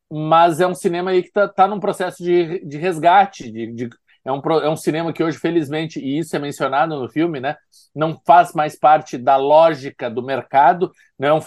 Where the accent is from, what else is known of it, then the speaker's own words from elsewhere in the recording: Recife, Pernambuco, Brazil; sou de Recife, mas já estive lá por causa do CinePé.